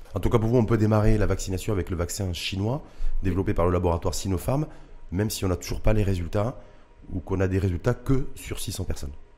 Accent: Morocco; chez nous au Maroc

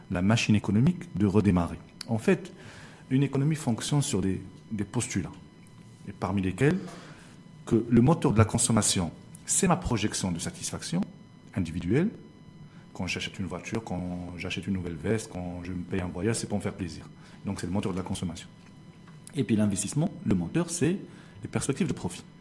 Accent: Morocco; chez nous au Maroc

